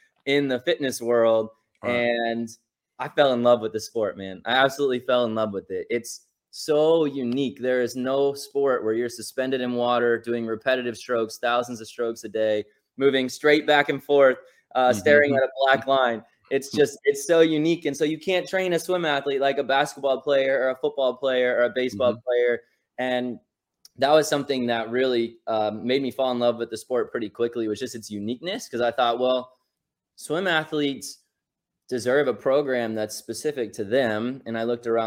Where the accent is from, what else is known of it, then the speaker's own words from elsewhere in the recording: Carmel, Indiana, United States; I grew up in Carmel, Indiana